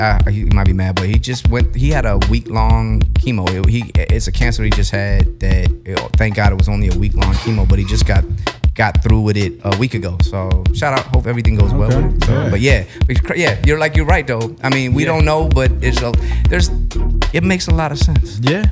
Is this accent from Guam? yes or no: yes; Guam; I'm from Guam